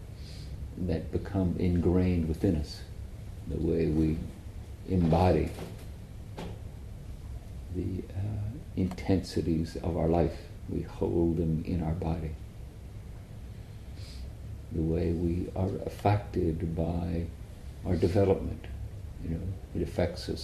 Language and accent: English; Ireland; where I grew up in Ireland